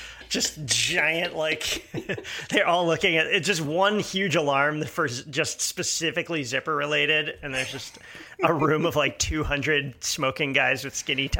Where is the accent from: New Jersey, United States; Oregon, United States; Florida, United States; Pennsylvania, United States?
Pennsylvania, United States; Pittsburgh; Also, I have to give a shout out to Andy Warhol from my hometown of Pittsburgh, PA.